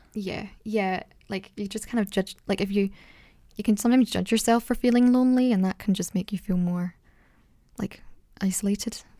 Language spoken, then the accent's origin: English; Scotland, United Kingdom; I'm from Scotland